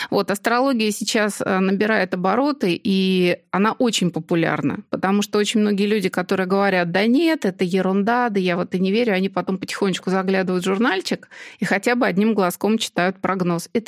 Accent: Moscow, Russia; И при том, что я родилась и живу в Москве, вот мне идеально подошел Нижний Тагил.

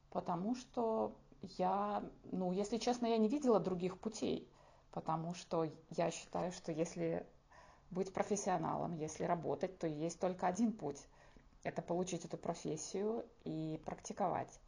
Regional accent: Belarus; now in Lithuania; А, да, я эмигрантка из Беларуси. Я в Литве уже живу 6 лет.

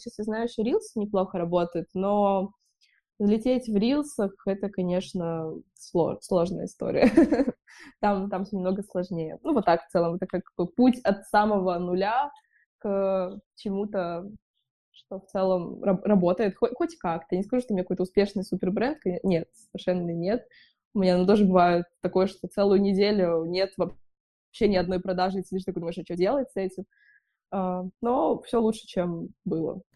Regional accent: Bishkek, Kyrgyzstan; now in Saint Petersburg, Russia; я из Бишкека

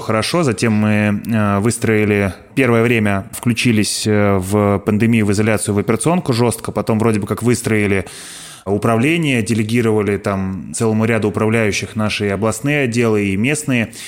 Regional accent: Smolensk, Smolensk Oblast, Russia; ехал в родной город Смоленск

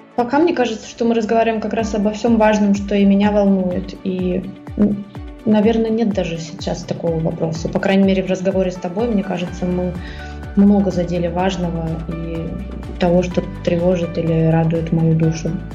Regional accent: Russia; first language Russian; moved away as an adult; на русском языке, это мой родной язык

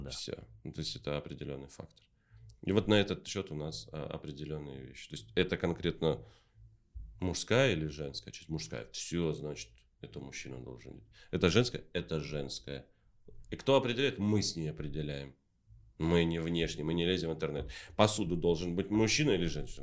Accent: Taraz, Jambyl Region, Kazakhstan; я же сам из Тараза родом

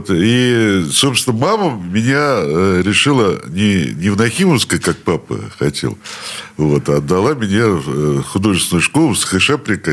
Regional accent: Saint Petersburg, Russia; Я родился в этом роддоме

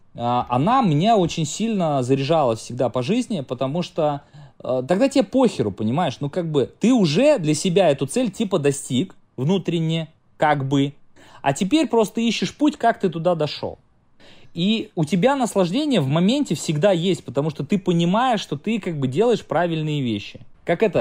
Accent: Samara, Samara Oblast, Russia; я э, из Самары прилетаю в Таиланд

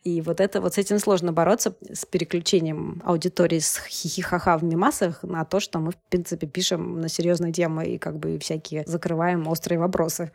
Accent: Moscow, Russia; moved away as an adult; also born or lived in Canada; я еще из Москвы, конечно, приехала

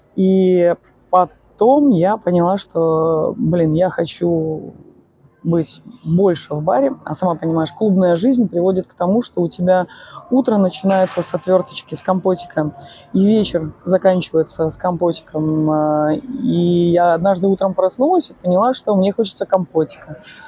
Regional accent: Odesa, Odesa Oblast, Ukraine; я из Одессы

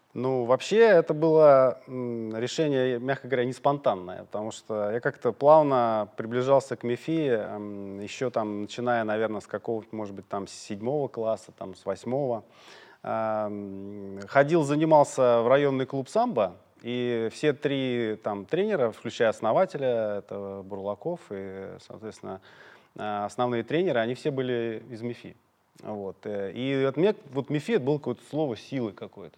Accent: Moscow, Russia; я из Орехова-Борисова

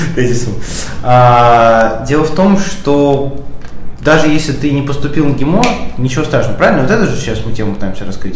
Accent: Moscow, Russia; Я москвич, у меня здесь есть дом, у меня есть квартира

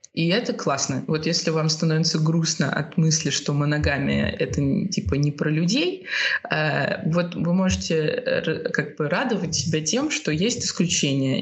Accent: Russia; moved away as an adult; also born or lived in Spain; now in Lisbon, Portugal; я уехала тоже из России

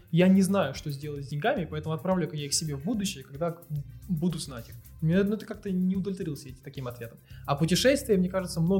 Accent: Moscow, Russia; Я москвич.

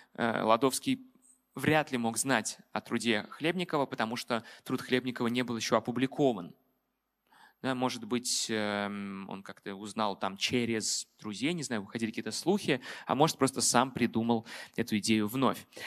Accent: Moscow, Russia; как москвич

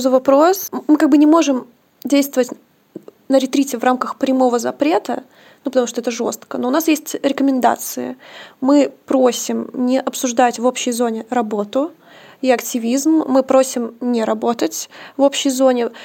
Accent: Omsk, Omsk Oblast, Russia; Я просто тоже из Омска

